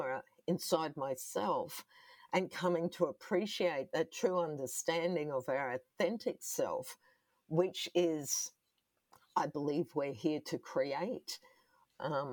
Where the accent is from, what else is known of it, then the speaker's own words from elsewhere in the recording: Brisbane, Queensland, Australia; was adopted by a non-Indigenous family also here on the south side of Brisbane, where I grew up.